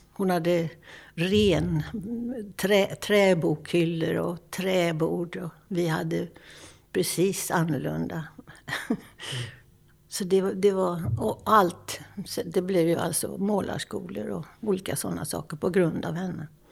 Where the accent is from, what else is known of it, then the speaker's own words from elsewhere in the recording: Lidköping, Västra Götaland, Sweden; Jag växte upp i Lidköping med målande familj